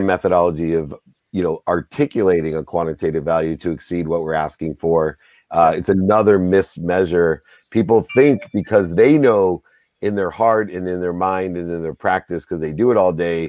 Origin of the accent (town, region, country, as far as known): San Diego, California, United States; born or raised there